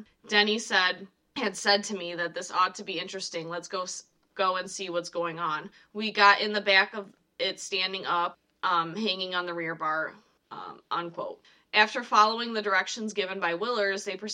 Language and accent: English; Michigan, United States; accent: Midwestern; we're from Michigan now